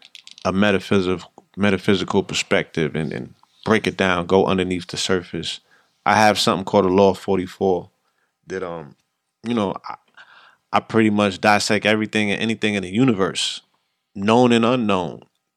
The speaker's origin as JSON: {"language": "English", "town": "Bronx", "region": "New York", "country": "United States", "tie": "born there", "said": "I was born in the Bronx in 75, so we hip-hop, you know what I mean?"}